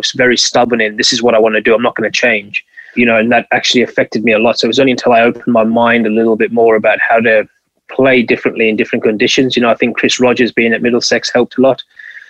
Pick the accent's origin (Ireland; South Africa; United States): South Africa; Western Cape; moved away as an adult; now in England; when I was growing up in South Africa